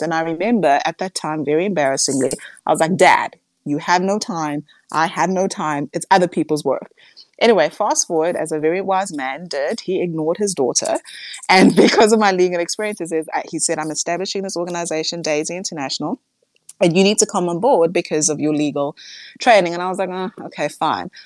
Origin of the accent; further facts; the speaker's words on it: South Africa; as a South African